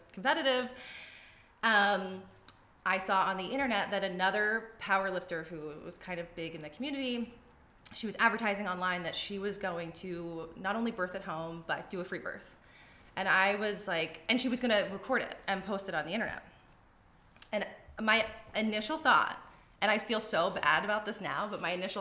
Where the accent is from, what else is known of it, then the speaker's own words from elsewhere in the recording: East Coast, United States; moved away as an adult; now in Arizona, United States; I'm originally from the East Coast